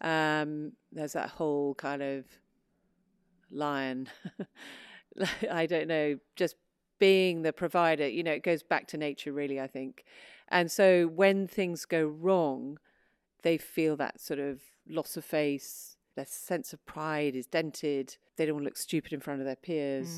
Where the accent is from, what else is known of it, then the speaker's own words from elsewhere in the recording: England, United Kingdom; also born or lived in New York, United States; I was born in New York um, and went, but lived in England all my life because my father was English